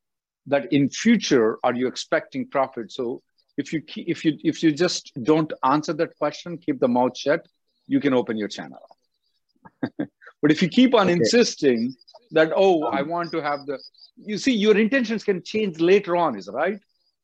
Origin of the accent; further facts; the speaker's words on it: India; now in United States; I came from India. I know it is not a good idea to do anything else other than change of status.